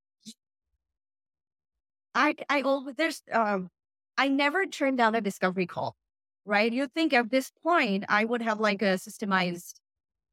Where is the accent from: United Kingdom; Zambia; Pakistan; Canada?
Pakistan; English is a second language; how English is not my first language, how I'm not in the US, how I'm Pakistani